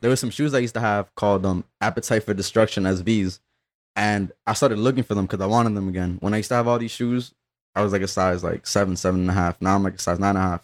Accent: Union City, New Jersey, United States; also born or lived in Peru / Weehawken; I grew up in, like, Union City for when it mattered, though. Like, I, I kinda, like, spent some of my early years in Peru

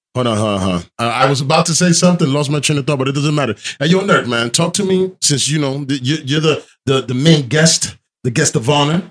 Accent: New Jersey, United States; I'm from Jersey

